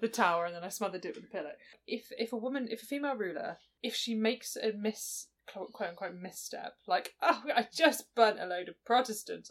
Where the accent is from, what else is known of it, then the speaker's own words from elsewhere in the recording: United Kingdom; us as a nation